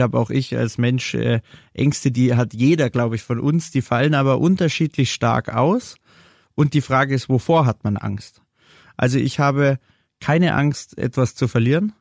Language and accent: German; Munich, Bavaria, Germany; als gebürtiger Münchner hier in München eine Kaffeerösterei zu machen